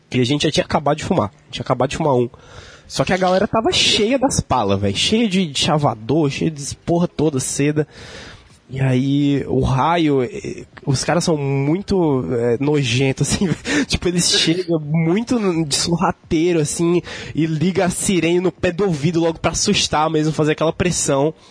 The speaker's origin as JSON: {"language": "Portuguese", "region": "Rio Grande do Sul", "country": "Brazil", "tie": "born there", "said": "eu nasci no Rio Grande do Sul"}